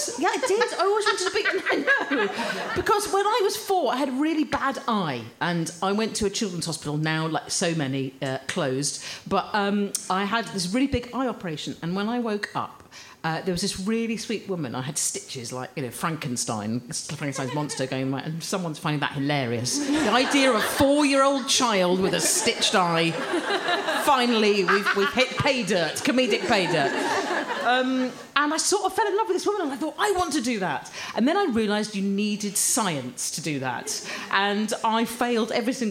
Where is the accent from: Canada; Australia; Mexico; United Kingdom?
United Kingdom; Croydon, London; I was born in Croydon